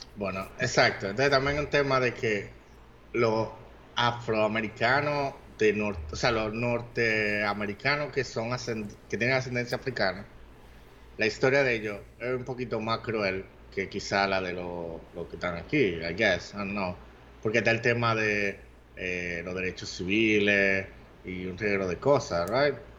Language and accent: Spanish; Dominican Republic; si los dominicanos somos o no somos negros, hay un movimiento aquí de gente que dice que los dominicanos somos africanos también